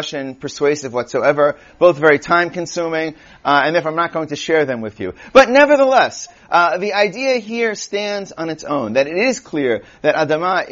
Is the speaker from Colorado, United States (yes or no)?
no; New York City, New York, United States; I'm from Queens